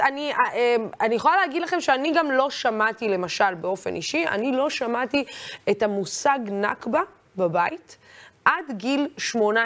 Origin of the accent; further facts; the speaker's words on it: Israel; תמיד הגדרתי את עצמי כערבייה ישראלית